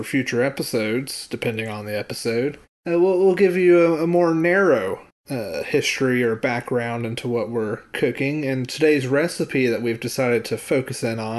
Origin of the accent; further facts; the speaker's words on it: United States; we're American.